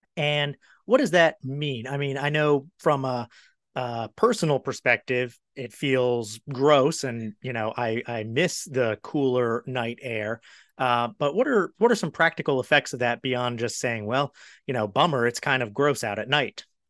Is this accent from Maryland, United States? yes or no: yes; Maryland, United States; now in Charlotte, United States; I'm from Maryland